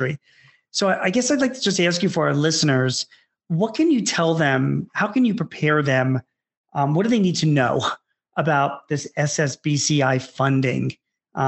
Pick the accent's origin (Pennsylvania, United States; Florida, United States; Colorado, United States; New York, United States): Pennsylvania, United States; Philadelphia; I grew up in Philadelphia and I'm in my mid-50s.